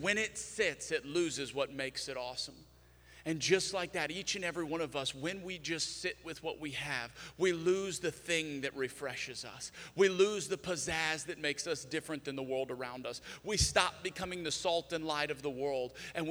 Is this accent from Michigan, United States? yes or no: no; South Louisiana, United States; moved away; I'm from South Louisiana